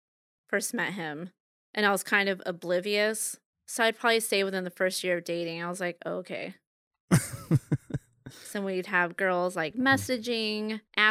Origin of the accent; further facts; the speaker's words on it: Bellevue, Nebraska, United States; also born or lived in West Omaha; I grew up in Bellevue, Nebraska. So after that, I moved to West Omaha, which would basically be like where I live, Otsego, right now.